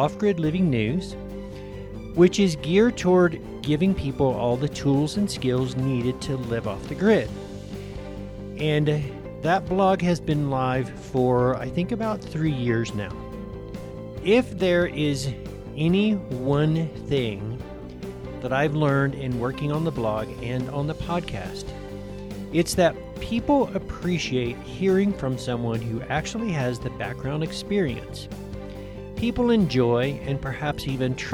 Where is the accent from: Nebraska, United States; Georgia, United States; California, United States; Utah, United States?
Georgia, United States; North; I was born in North Georgia, and I spent a great deal of my childhood on the family farm.